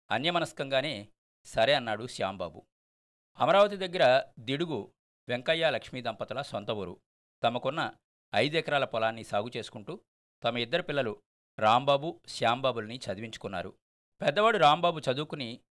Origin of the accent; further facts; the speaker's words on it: Kopparru, Andhra Pradesh, India; మా స్వగ్రామం కొప్పర్లో